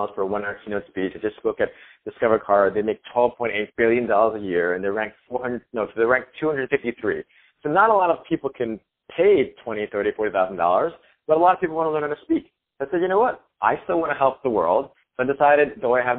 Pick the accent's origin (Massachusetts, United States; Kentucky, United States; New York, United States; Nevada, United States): New York, United States; New York City; moved away as an adult; now in California, United States; I was born and raised in New York City